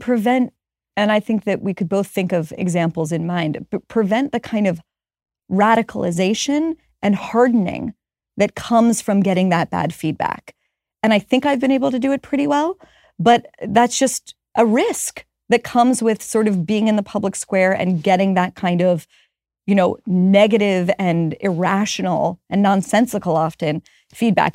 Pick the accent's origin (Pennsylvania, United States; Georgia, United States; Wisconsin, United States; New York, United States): Pennsylvania, United States; Pittsburgh; moved away; I'm from Pittsburgh